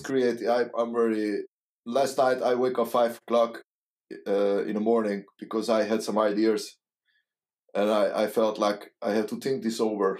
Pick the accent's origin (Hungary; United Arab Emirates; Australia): Hungary; English is a second language; moved away as an adult; now in Netherlands; I I'm come from Hungary, and uh, it was a communism